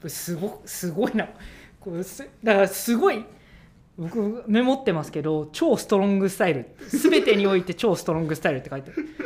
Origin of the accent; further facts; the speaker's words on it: Yokohama, Kanagawa, Japan; 僕もともと横浜のあの海岸沿い出身なので